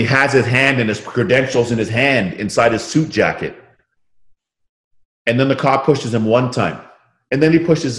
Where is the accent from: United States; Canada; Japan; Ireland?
Canada; Toronto, Ontario; Toronto Raptors and my hometown, the Raptors